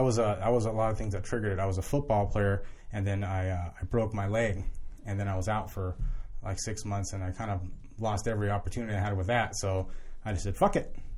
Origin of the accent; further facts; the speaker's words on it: Southern California, United States; moved away as an adult; now in Florida, United States; I was born in Southern California, and, uh, I just got caught up running around the streets in Orange County